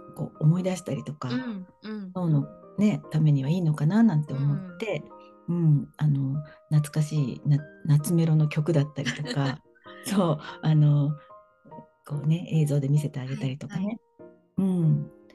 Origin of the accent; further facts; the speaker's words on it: Kanto, Japan; 私はもうずっとなんか関東